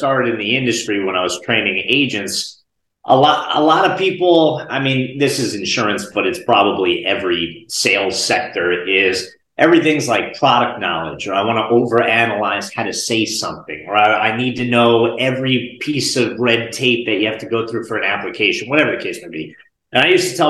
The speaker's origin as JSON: {"language": "English", "area": "Bergen County", "region": "New Jersey", "country": "United States", "tie": "born or raised there", "moved": "yes", "lives_now": "North Carolina, United States", "said": "I grew up in Northeast New Jersey, Bergen County, like right outside of Manhattan. Right now I live in North Carolina, but born and raised in North Jersey"}